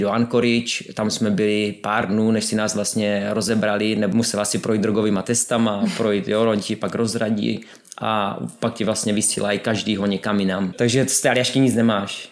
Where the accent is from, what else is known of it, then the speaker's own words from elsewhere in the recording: Czechia; Já jsem ze Severní Moravy